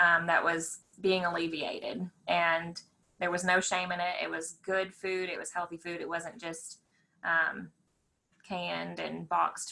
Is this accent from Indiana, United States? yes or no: yes; Indiana, United States; also born or lived in Lexington; now in Danville, United States; I'm originally from Indiana.